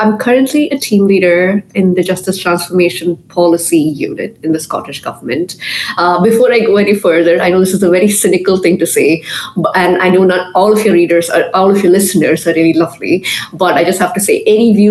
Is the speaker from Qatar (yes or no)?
yes; Qatar; I grew up in a very conservative Indian home. From birth, I was raised in Qatar. I went to an Indian school. My parents are very traditional Indians.